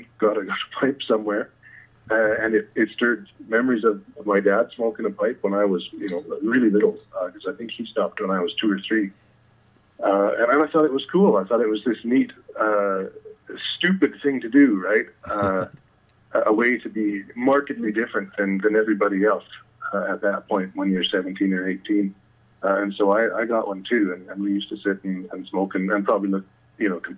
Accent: Calgary, Alberta, Canada; I grew up in the beautiful city of Calgary

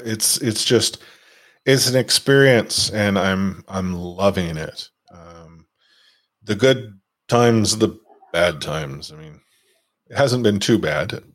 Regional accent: Vancouver, British Columbia, Canada; growing up in Vancouver

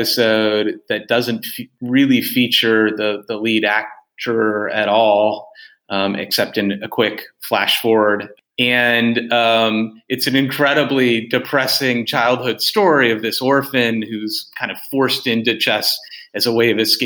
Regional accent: United States; as an American

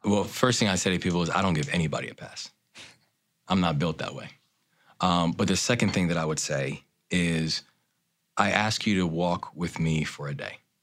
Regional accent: Baltimore, Maryland, United States; my hometown of Baltimore.

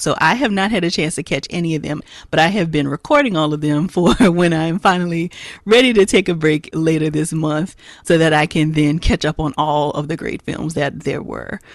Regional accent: Louisiana, United States; born or raised there

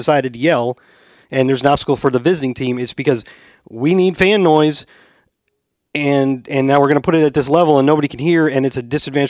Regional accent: St. Louis, Missouri, United States; moved away as an adult; I grew up in St. Louis

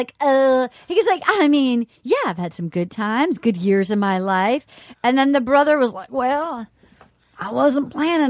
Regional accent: Little Compton, Rhode Island, United States

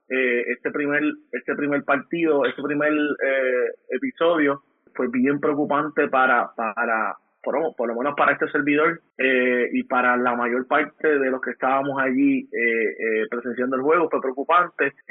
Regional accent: Puerto Rico; Soy boricua antes que todo, me apasiona eh, el deporte, el deporte patrio

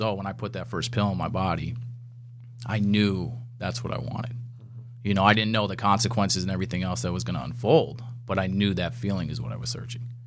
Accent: Wisconsin, United States; growing up in Wisconsin

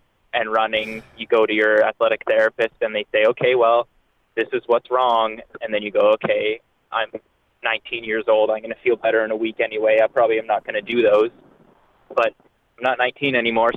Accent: London, Ontario, Canada; moved away as an adult; also born or lived in Windsor, Ontario; now in Alberta, Canada; I grew up in Ontario. I grew up in London

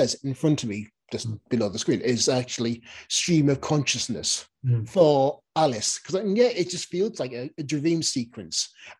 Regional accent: the Northeast, near Stockton, North East England, United Kingdom; I come from the area, I come from the Northeast

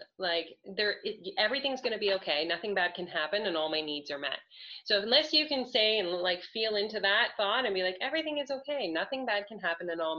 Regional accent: Canada; I'm Canadian

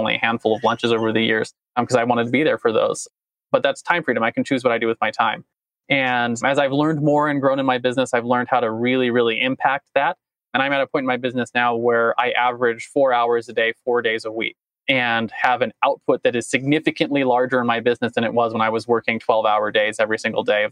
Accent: United States; I stand proud as an American

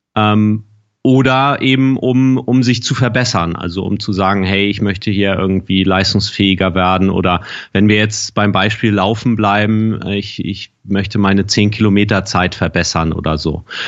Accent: Germany; bei uns in Deutschland

